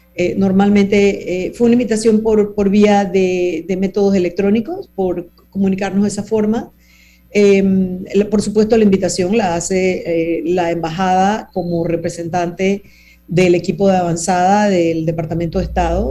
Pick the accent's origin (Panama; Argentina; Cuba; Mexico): Panama